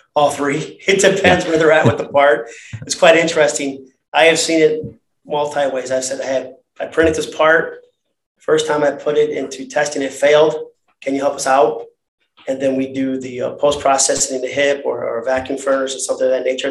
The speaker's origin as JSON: {"language": "English", "town": "Cleveland", "region": "Ohio", "country": "United States", "tie": "born or raised there", "said": "I grew up in the inner east side of Cleveland."}